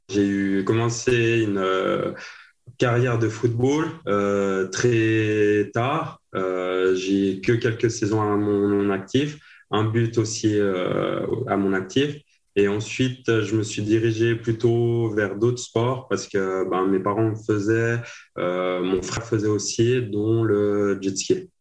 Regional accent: Le Bouveret, Valais, Switzerland; je viens de la région de Port-Valais

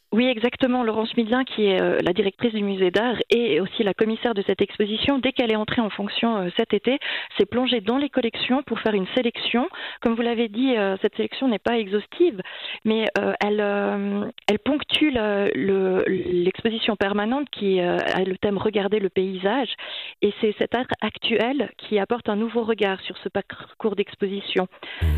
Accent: Monthey, Valais, Switzerland; J'ai grandi à Monter

